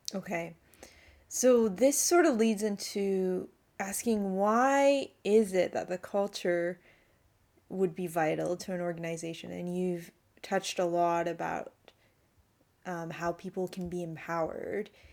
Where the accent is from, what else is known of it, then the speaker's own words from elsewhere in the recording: Canada; now in Australia; I'm originally from Canada